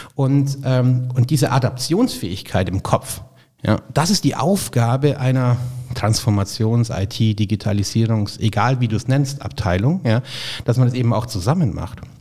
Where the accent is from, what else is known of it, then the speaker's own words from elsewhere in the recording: Augsburg, Bavaria, Germany; now in Munich, Germany; das ist das Schicksal der Augsburger. Ja? Also weder die Schwaben mögen uns noch die Bayern